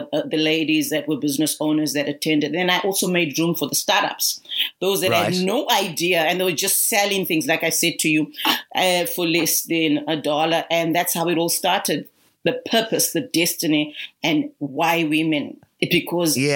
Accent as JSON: {"language": "English", "country": "Zimbabwe", "moved": "yes", "lives_now": "Australia", "said": "I'm originally from Zimbabwe, though residing in Australia"}